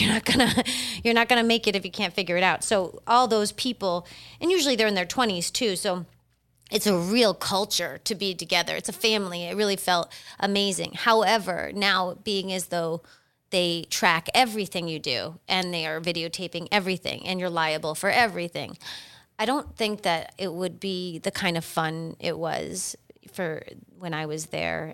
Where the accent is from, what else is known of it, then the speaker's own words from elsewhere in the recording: Massachusetts, United States; moved away as an adult; now in Delray Beach, United States; I'm originally from Massachusetts.